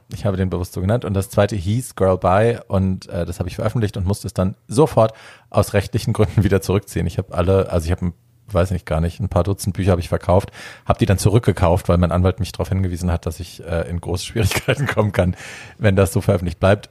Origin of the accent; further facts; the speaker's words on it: Hesse, Germany; bei uns in Hessen